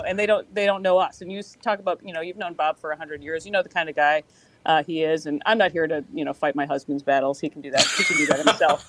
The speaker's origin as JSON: {"language": "English", "town": "Worthington", "region": "Minnesota", "country": "United States", "tie": "born or raised there", "said": "I'm from from Worthington. My dad has a has a business there. Uh, loved the place. Had a great had a great childhood"}